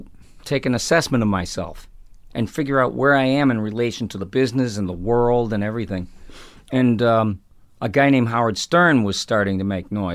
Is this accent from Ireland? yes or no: yes; Ireland; And alcohol, well, being Irish, I know that there's way more to it than alcohol and being an alcoholic.